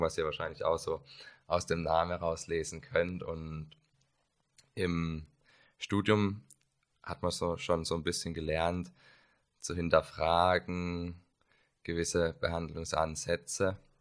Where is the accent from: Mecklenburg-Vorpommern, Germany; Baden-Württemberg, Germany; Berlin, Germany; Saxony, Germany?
Baden-Württemberg, Germany; Karlsruhe; komme aus Karlsruhe